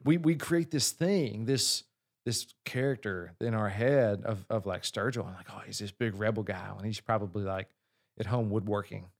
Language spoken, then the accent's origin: English; Kentucky, United States; I'm from Kentucky